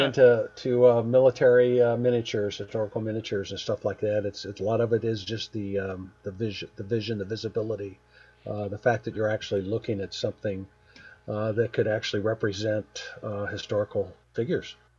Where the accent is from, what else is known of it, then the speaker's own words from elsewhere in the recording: Springfield, United States; born, born and raised in Springfield